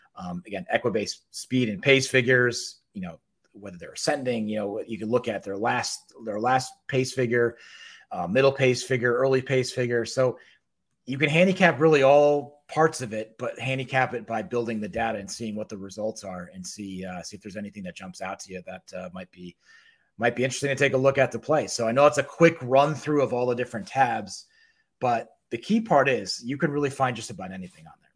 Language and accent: English; New Haven, Connecticut, United States; New Haven, which is where I grew up.